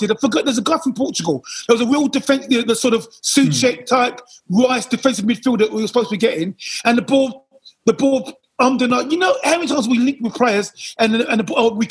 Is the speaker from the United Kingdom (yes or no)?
yes; United Kingdom; again, we're British.